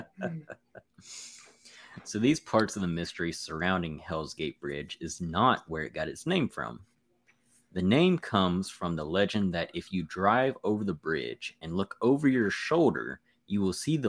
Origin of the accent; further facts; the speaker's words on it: Alabama, United States; my home state of Alabama